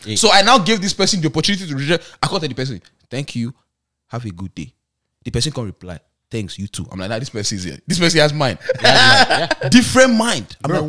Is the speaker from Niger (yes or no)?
yes; Niger; accent: British; moved away; I grew up in Niger.